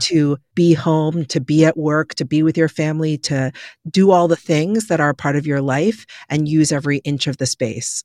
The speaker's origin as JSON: {"language": "English", "region": "New York", "country": "United States", "tie": "born or raised there", "said": "born and raised in New York"}